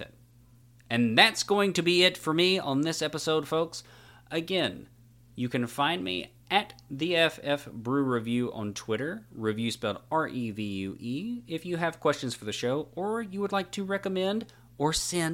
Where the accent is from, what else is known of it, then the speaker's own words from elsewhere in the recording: Tuscaloosa, Alabama, United States; I was born and raised in Tuscaloosa, Alabama